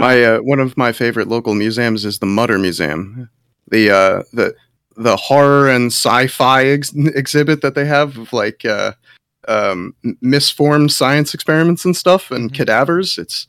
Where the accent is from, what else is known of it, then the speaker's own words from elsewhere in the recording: New Jersey, United States; That's awesome. I grew up in Jersey, actually.